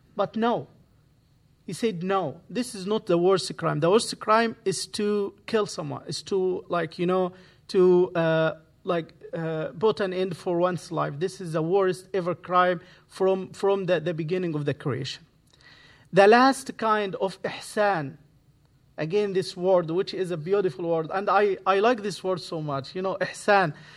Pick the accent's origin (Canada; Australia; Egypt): Egypt; English is a second language; moved away as an adult; now in Santa Barbara, United States; I speak Arabic, I'm from Egypt, I moved here twenty eighteen.